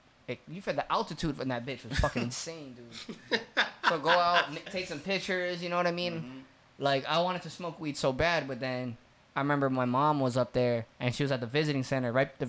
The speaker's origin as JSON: {"language": "English", "area": "Big Island", "region": "Hawaii", "country": "United States", "tie": "born or raised there", "said": "I'm fucking born and raised in Hawaii"}